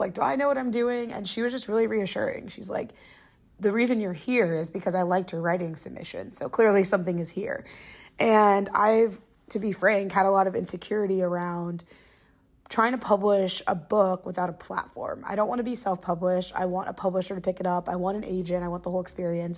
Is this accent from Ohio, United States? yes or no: yes; Englewood, Ohio, United States; moved away as an adult; now in New York, United States; growing up in the suburbs of Dayton, Ohio